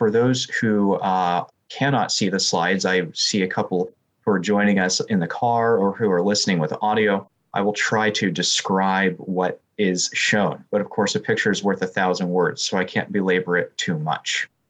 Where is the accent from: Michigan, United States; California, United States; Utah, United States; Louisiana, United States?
California, United States; I didn't grow up Hindu, although I was from California